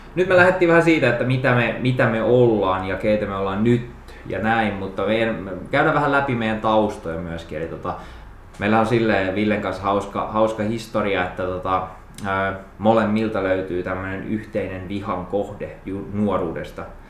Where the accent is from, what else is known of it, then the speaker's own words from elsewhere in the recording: Jokioinen, Tavastia Proper, Finland; mä olin Jokioisilta kotoisin, eli pienempi paikkakunta, pieni kylä